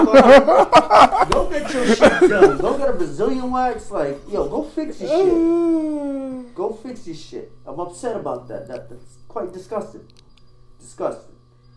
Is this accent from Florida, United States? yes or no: yes; Florida, United States; I'm from Florida.